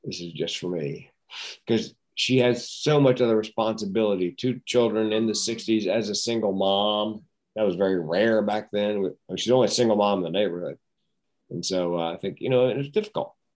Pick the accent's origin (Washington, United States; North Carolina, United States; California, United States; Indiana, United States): North Carolina, United States; we grew up in North Carolina where everybody smoked.